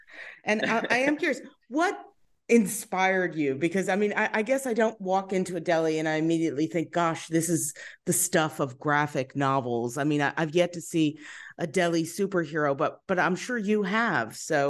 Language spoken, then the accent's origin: English; New York, United States; I am. I'm from Long Island originally, so there definitely were delis out there. And you know, I definitely partook in deli culture from an early age.